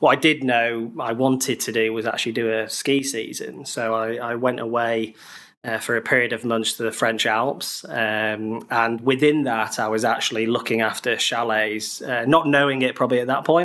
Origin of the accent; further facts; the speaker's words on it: Harrogate, Yorkshire and the Humber, United Kingdom; moved away as an adult; also born or lived in Bradford; now in London, United Kingdom; I'm originally from Harrogate near Leeds